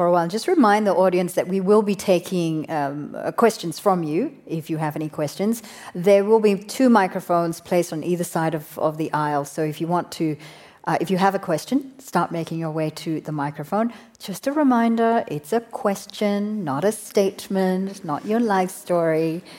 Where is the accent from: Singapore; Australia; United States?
Singapore; Being Asian and growing up in Singapore